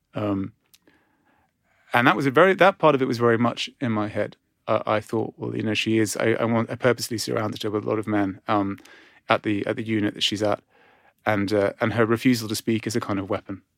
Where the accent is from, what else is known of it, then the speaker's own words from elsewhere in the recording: Cyprus; moved away; growing up in Cyprus